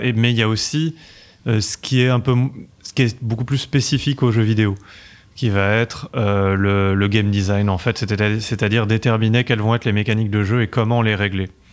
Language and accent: French; Paris, Île-de-France, France; accent: French; je suis né à Paris